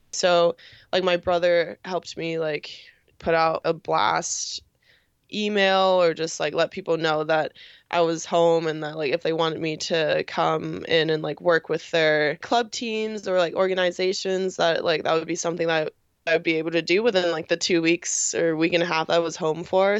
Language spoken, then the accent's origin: English; New York, United States; born and raised in New York